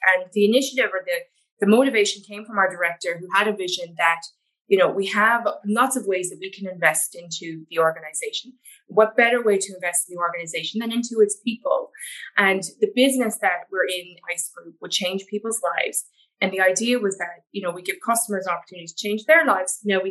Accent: Canada; now in Ireland; but I'm from Canada originally.

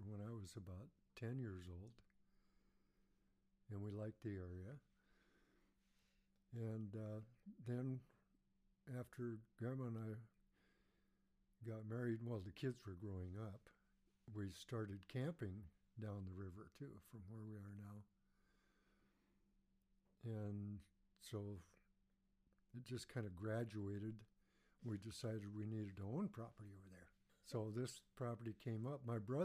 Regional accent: Lyman, Washington, United States; also born or lived in Arlington, Washington; now in Mukilteo, United States; I was born in the Arlington Hospital, Arlington, Washington. But we lived in Lyman. It's up by Hamilton

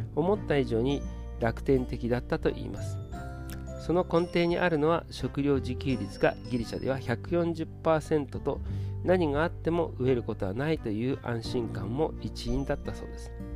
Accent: Ishikawa, Japan; moved away as an adult; 地元石川へ舞い戻ってき

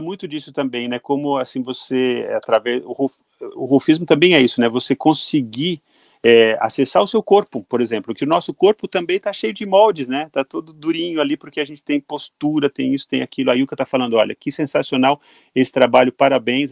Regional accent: Brazil; como brasileiro

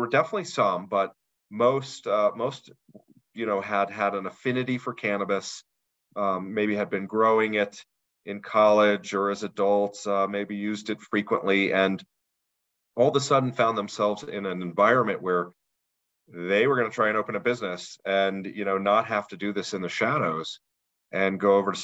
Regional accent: Denver, Colorado, United States; I'm actually from the Denver area

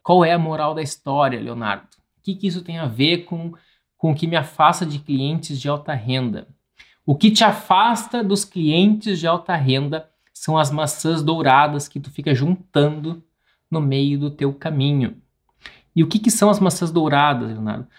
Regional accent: Porto Alegre, Rio Grande do Sul, Brazil; Eu sou de Porto Alegre

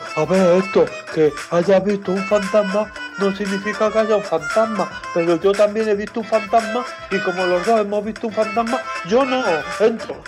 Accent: Albacete, Castilla-La Mancha, Spain; yo soy de Albacete, aunque ponga este acento mm, tontorro

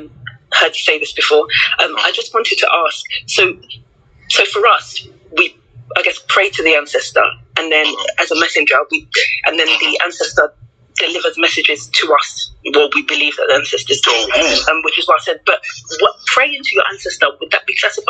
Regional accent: Arochukwu, Abia, Nigeria; I'm from Arachukwu.

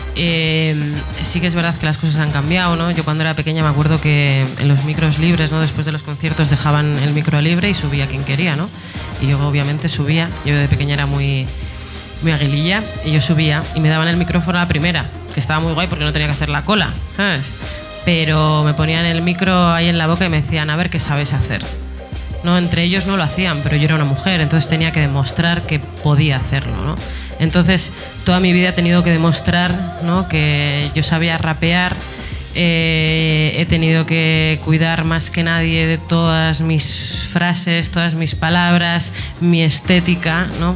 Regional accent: Etxebarri, Basque Country, Spain; yo cuando era pequeña, yo soy de Echevarri eh, y en las fiestas de mi barrio

